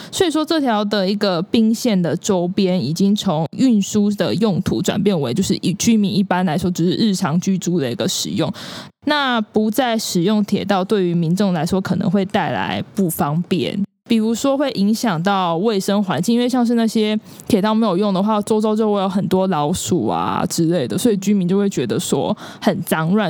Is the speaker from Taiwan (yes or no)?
yes; Kaohsiung, Taiwan; moved away as an adult; also born or lived in Taichung; now in Tainan, Taiwan; 我的老家高雄